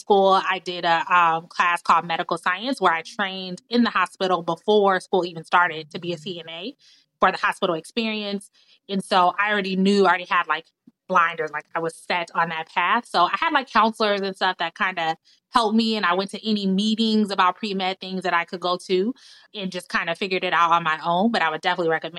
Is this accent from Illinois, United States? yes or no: yes; Chicago, Illinois, United States; also born or lived in Washington, D.C. area; I was born in Chicago, raised near Chicago